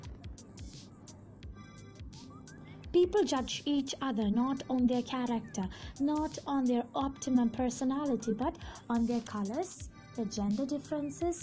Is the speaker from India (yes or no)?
yes; India; I am an Indian